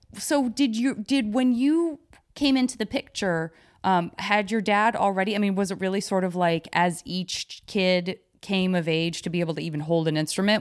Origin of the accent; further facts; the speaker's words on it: Tucson, Arizona, United States; moved away as an adult; also born or lived in San Francisco; I grew up in Tucson, Arizona